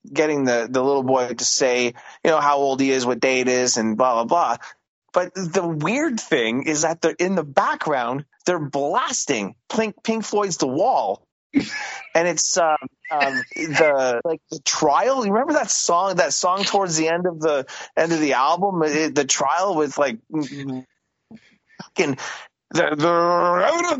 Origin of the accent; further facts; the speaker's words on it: Canada; I'm so Canadian